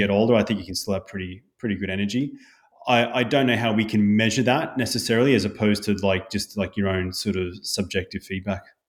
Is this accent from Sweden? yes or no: no; Brisbane, Queensland, Australia; growing up in Bundaberg, but in Brisbane thirty years ago